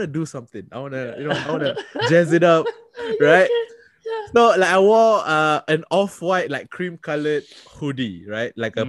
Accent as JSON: {"language": "English", "country": "Singapore", "said": "I'm from Singapore."}